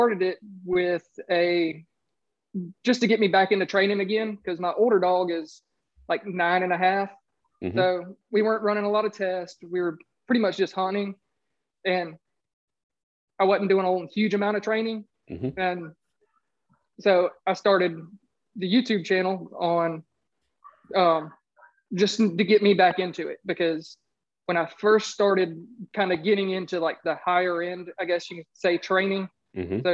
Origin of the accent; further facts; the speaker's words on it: Augusta, Georgia, United States; I'm from Augusta, Georgia